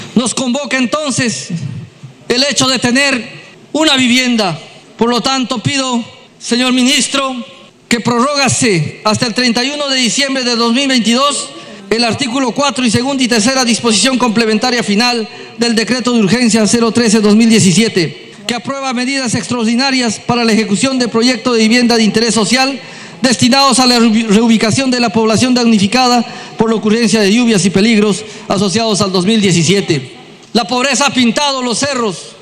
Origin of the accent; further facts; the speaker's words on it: Junín, Peru; mi tierra en Junín